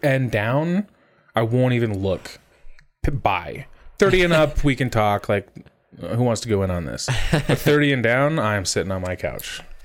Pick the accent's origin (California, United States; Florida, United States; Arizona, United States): Arizona, United States; growing up in Arizona